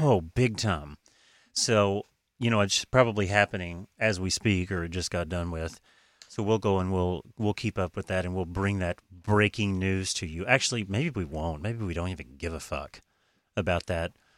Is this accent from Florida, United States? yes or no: no; Oklahoma, United States; I'm from Oklahoma.